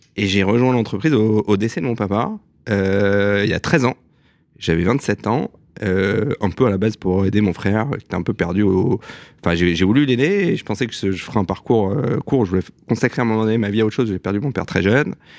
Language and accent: French; Strasbourg, Grand Est, France; now in Paris, France; je suis né à Strasbourg le 9 mai 1980